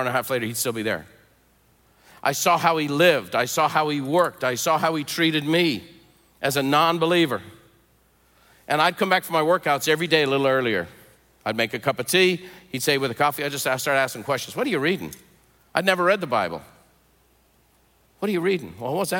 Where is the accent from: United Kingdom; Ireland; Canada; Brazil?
Ireland; Dublin, Leinster; now in United States; I was born in Dublin, Ireland. I was raised in the Catholic Church because everyone in Ireland is a Catholic.